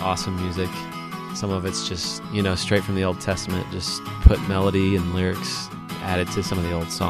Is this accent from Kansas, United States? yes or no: yes; Wichita, Kansas, United States; He lived in my hometown for a while in Wichita, Kansas.